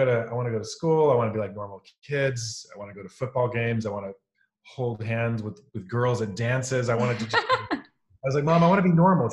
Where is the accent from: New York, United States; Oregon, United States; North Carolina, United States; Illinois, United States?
Oregon, United States; Pacific Northwest, near Portland; I grew up in the Pacific Northwest here in kind of near Portland, Oregon, just a couple hours north of here